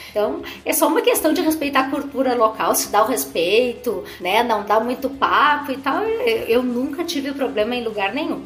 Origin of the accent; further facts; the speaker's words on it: Brazil; eu sou brasileira